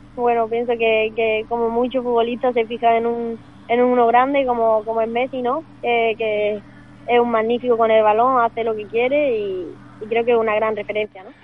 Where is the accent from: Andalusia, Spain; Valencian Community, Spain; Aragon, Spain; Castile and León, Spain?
Andalusia, Spain; Málaga; soy de aquí de Málaga, de un pueblecito pequeño, de de, de aquí de la costa marina